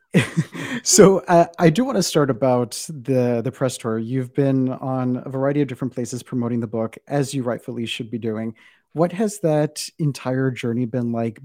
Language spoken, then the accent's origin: English; South Texas, United States; my interpretation of brownness came from where I'm from, which is South Texas